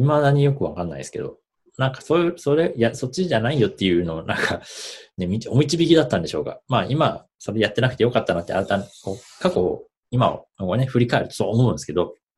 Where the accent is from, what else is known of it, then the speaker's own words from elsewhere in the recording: Gifu, Japan; 岐阜県出身で、今も岐阜県にいますと。